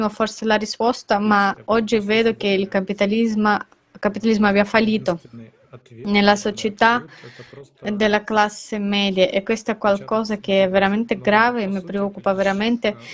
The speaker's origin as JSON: {"language": "Italian", "country": "India", "second_language": "Italian", "said": "Io per esempio sono un indiano"}